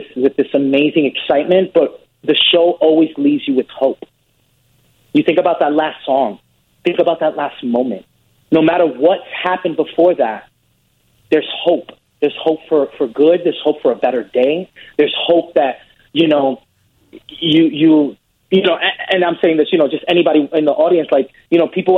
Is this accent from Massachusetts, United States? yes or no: no; New York City, New York, United States; I grew up in the Bronx, New York